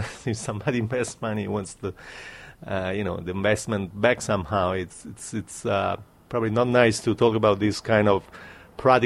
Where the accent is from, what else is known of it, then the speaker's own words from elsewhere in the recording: Naples, Campania, Italy; my own town is Naples